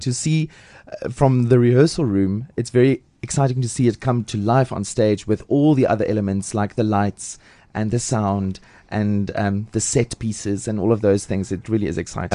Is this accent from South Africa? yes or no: yes; Lady Grey, Eastern Cape, South Africa; moved away as an adult; also born or lived in Port Elizabeth / Pretoria; now in Johannesburg, South Africa; I'm from the Eastern Cape